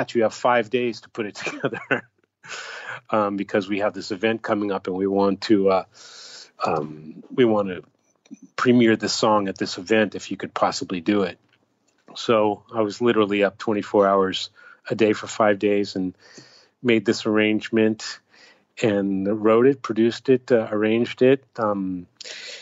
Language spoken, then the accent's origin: English; United States; now in Japan; when I'm in Japan, I represent America to some extent. You know, people look at me and that's what they think of America, because I'm American.